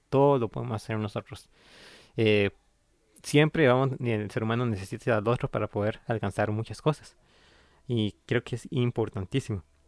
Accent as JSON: {"language": "Spanish", "town": "San Ramón", "region": "Alajuela", "country": "Costa Rica", "tie": "born or raised there", "also_born_or_lived": "Tilarán, Guanacaste", "said": "crecí en San Ramón de Alajuela"}